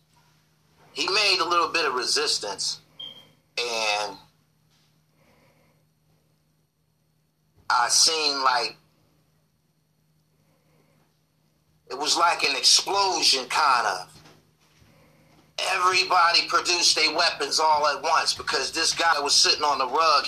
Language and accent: English; Erie, Pennsylvania, United States; I'm from Erie